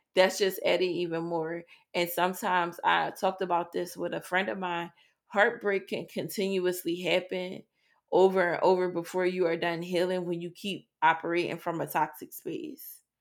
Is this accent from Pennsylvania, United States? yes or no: yes; Philadelphia, Pennsylvania, United States; growing up in Philadelphia